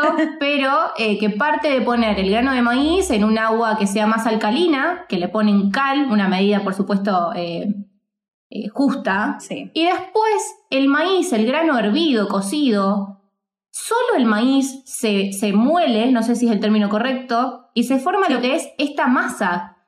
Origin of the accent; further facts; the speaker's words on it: Argentina; also born or lived in Mexico; nosotros en Argentina